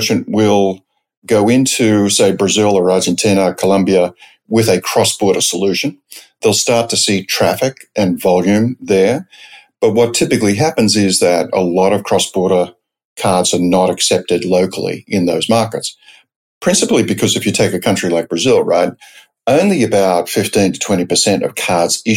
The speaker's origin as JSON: {"language": "English", "town": "Sydney", "region": "New South Wales", "country": "Australia", "tie": "born or raised there", "also_born_or_lived": "San Francisco, United States / New York, United States", "moved": "as an adult", "lives_now": "United States", "said": "I grew up in Australia, principally in Sydney, though a few years outside of Sydney"}